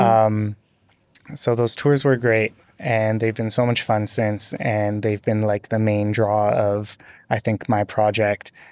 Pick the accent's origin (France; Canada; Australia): Canada; North Vancouver, British Columbia; I grew up on the North Shore of, uh, Vancouver